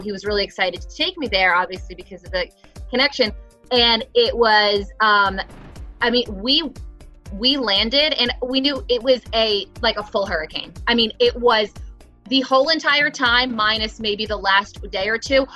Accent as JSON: {"language": "English", "region": "New Jersey", "country": "United States", "tie": "born or raised there", "said": "I grew up in New Jersey"}